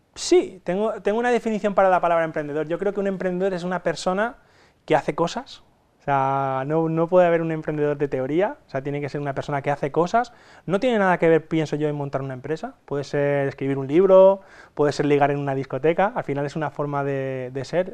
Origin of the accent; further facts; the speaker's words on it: Castalla, Valencian Community, Spain; vengo de, Castalla, es un pueblecito de 10.000 habitantes, que está situado en el interior de Alicante